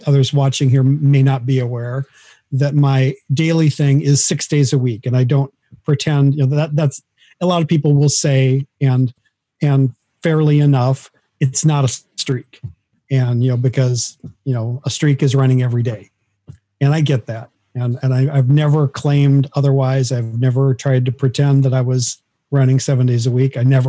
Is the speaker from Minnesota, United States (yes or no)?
yes; Minnesota, United States; now in Athens, United States; Minnesota, which is where I grew up and where my family lived.